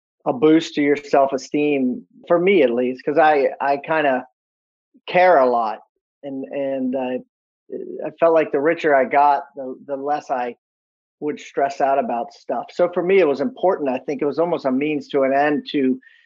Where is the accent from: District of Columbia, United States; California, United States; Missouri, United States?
District of Columbia, United States; Washington; I was born in Washington, D.C.